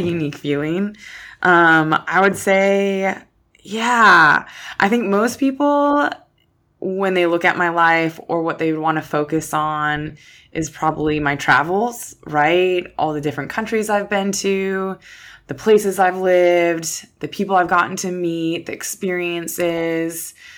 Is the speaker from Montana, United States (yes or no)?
no; Minnesota, United States; moved away; Minnesota, that's where I'm from, small town Minnesota